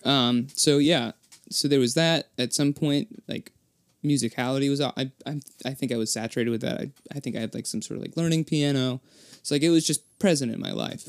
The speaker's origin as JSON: {"language": "English", "town": "Gloucester", "region": "Massachusetts", "country": "United States", "tie": "born or raised there", "also_born_or_lived": "Worcester", "lives_now": "Boston, United States", "said": "I was born in Gloucester, Massachusetts"}